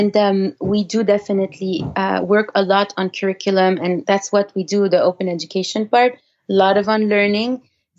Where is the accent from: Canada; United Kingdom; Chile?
Canada; first language French; English is a second language; now in United States; we're Canadian